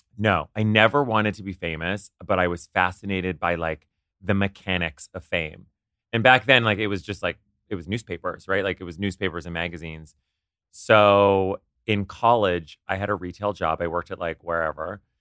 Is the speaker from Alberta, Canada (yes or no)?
no; Ottawa, Ontario, Canada; moved away as an adult; also born or lived in Kingston / New York; I grew up in Ottawa, and then I went to school